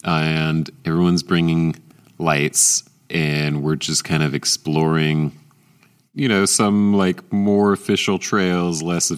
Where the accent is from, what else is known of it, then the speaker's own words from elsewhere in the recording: Atlanta, Georgia, United States; growing up in Atlanta